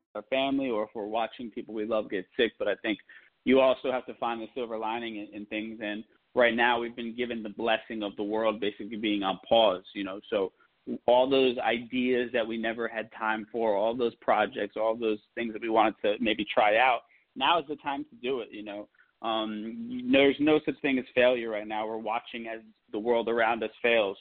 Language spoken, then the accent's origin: English; New Jersey, United States; also born or lived in New York; I'm born in New York, raised in Jersey